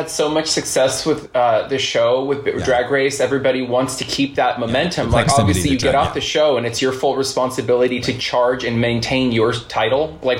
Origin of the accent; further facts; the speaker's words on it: California, United States; moved away; also born or lived in New York; I'm from California.